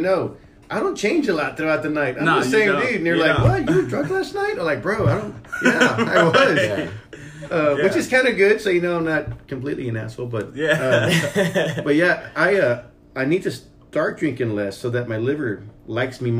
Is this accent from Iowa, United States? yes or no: no; San Antonio, Texas, United States; now in Austin, United States; I'm from San Antonio